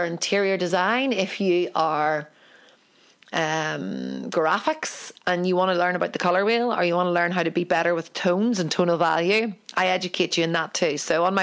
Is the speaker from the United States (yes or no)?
no; Ireland; I'm an Irish painter